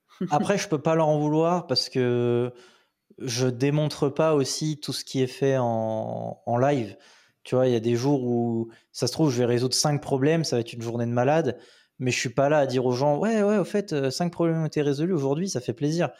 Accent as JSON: {"language": "French", "country": "France", "moved": "as an adult", "lives_now": "Sofia, Bulgaria", "said": "en France, bah, on a un pays de râleur"}